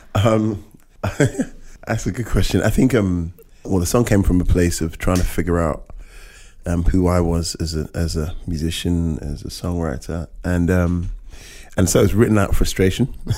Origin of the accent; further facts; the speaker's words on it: United Kingdom; I'm I'm a British Caribbean